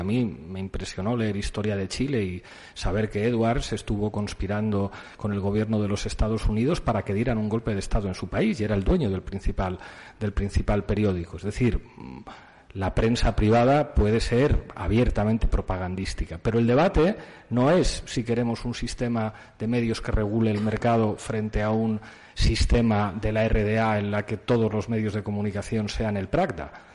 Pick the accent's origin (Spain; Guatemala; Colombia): Spain; en mi país es la Iglesia Católica